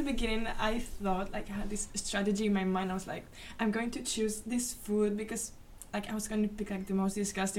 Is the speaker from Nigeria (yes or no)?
no; Basque Country, Spain; I'm 22 years old and I come from the Basque country.